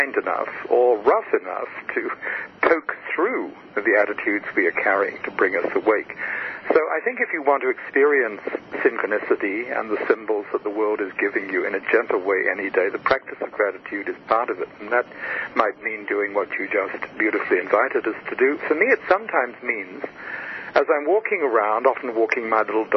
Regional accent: Australia; moved away as an adult; I was born in Australia

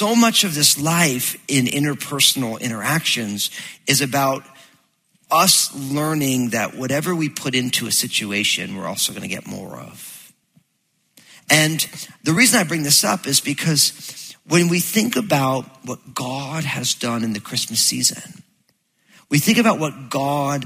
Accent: New Jersey, United States; I'm all Italian from New Jersey, so we used to go down to the Jersey Shore

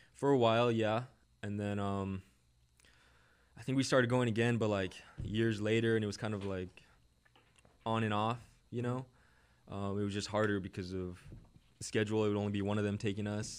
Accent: Orange County, California, United States; I grew up in Orange County, California.

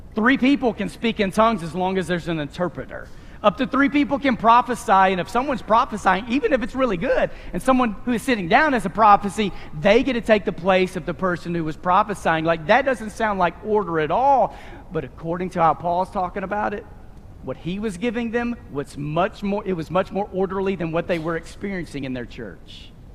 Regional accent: Abilene, Texas, United States; moved away; We're Abilenians from Texas

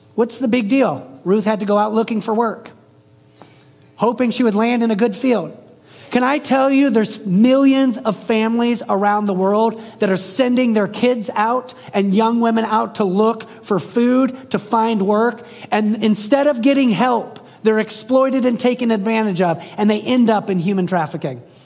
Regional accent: the South, United States; I'm from the South. I live in the South.

